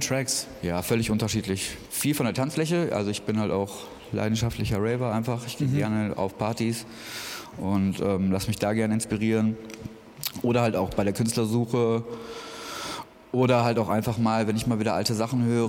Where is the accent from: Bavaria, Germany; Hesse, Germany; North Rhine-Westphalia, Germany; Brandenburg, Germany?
North Rhine-Westphalia, Germany; Essen; moved away as an adult; now in Berlin, Germany; ich komme eigentlich aus Essen, aus NRW mhm. und bin vor zwei Jahren hergezogen.